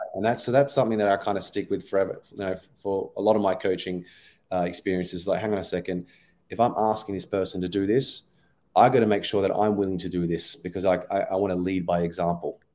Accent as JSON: {"language": "English", "country": "Australia", "accent": "Australian", "moved": "as an adult", "lives_now": "London, United Kingdom", "said": "I'm origi-, originally Australian, if you haven't picked up from my accent already."}